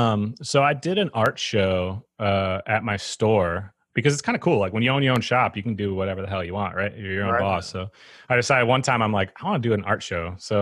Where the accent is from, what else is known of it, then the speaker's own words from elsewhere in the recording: Eau Claire, Wisconsin, United States; I'm from Eau Claire, Wisconsin. It's a town that's like 90 miles east of Minneapolis